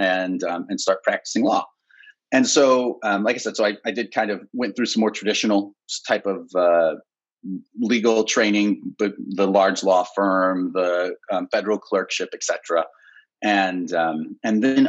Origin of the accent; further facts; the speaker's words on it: Ohio, United States; moved away; also born or lived in Chicago; Born and raised in Ohio